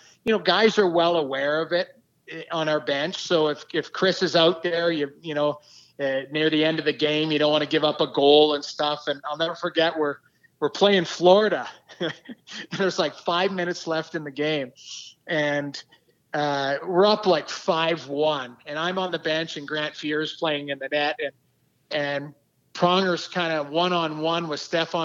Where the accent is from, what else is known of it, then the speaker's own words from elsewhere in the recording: St. Albert, Alberta, Canada; moved away as an adult; also born or lived in Lethbridge, Alberta; I grew up in Alberta, played junior in Lethbridge, grew up in the Edmonton area.